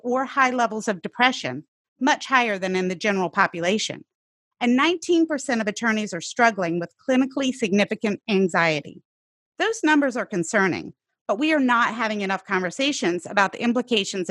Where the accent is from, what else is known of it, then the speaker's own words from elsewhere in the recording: the rural South, United States; I grew up in the South, the rural South